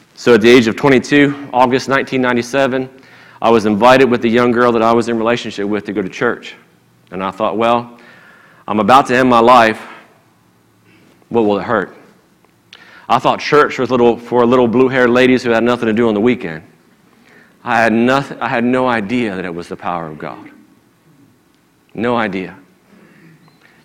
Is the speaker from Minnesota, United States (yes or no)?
no; Maryland, United States; moved away; I'm originally from Maryland